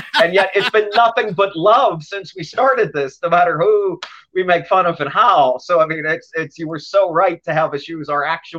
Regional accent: Pittsburgh, Pennsylvania, United States; moved away as an adult; now in Los Angeles, United States; I grew up in Pittsburgh. I lived on the north side for a long time till I was in the first or second grade, and my folks moved me out to the suburbs.

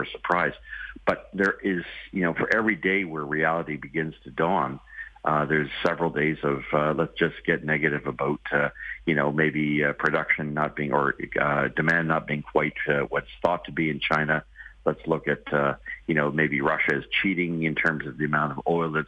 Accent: Ontario, Canada; I'm from Ontario

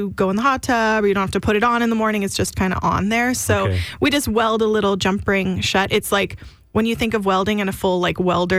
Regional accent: Langenburg, Saskatchewan, Canada; now in Rocanville, Canada; I grew up in Langenberg, but my husband and I live in Rokenville now.

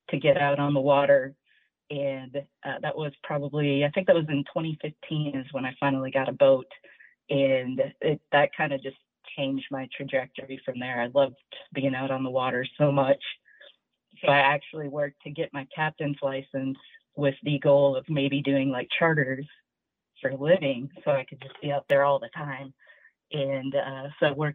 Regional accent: Minnesota, United States; now in Nashville, United States; I grew up in Minnesota, and my family was very outdoors

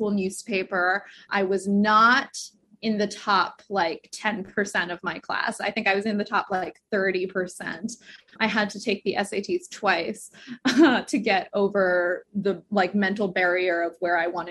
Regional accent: Kansas, United States; also born or lived in Guangzhou, China; We moved to Kansas when I was 3 from Guangzhou, China, and my parents were grad students there

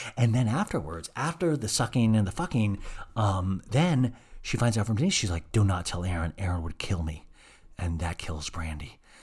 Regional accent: Kansas, United States; accent: Kansas twang; I have this, like, weird Kansas twang sometimes

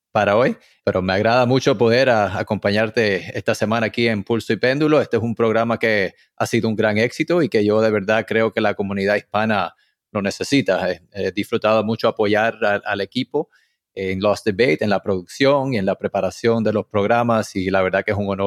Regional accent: Puerto Rico; now in Miami, United States; Cuando vine de Puerto Rico, yo soy de padres cubanos, mudado a Puerto Rico, después a Miami

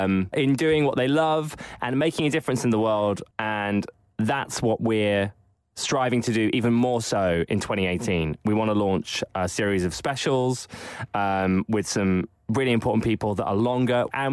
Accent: United Kingdom; I'm British

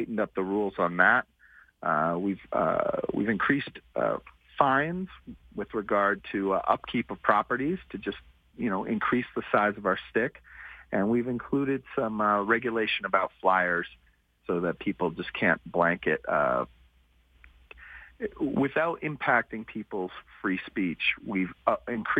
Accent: New York City, New York, United States; now in Calgary, Canada; I grew up in New York City in the 1980s

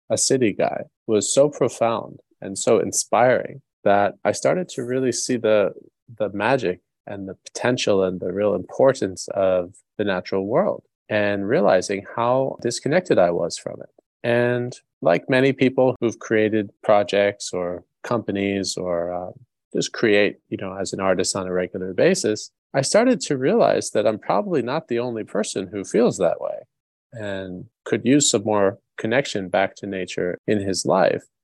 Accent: New York, United States; I grew up in New York

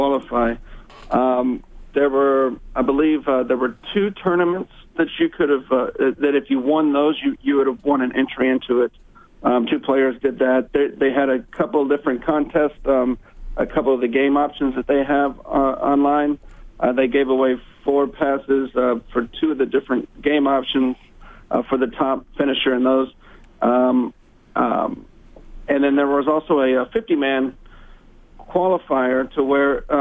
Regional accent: Texas, United States; also born or lived in Houston, Texas; I am from Texas.

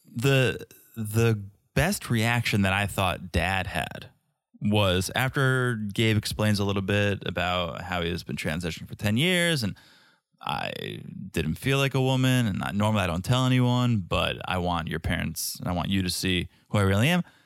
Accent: United States; as an American

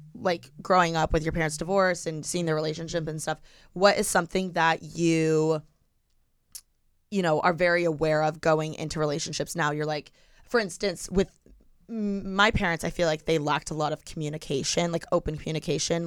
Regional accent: Bloomington, Indiana, United States; moved away as an adult; now in Los Angeles, United States; I'm from Bloomington.

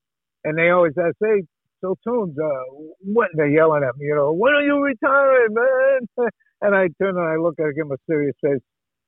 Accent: Dartmouth, Massachusetts, United States; You know, I'm a Bay Stater, you know. I was born in Massachusetts.

